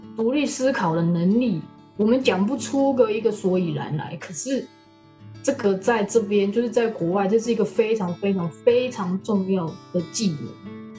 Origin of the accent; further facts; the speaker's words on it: Taipei, Taiwan; moved away as an adult; now in Toronto, Canada; 我也是台湾人，我是台北人。 然后我现在也在加拿大，在多伦多念书。我，我比较老了一点，我已经三十二岁。虽然我三十二岁，但是我还是学生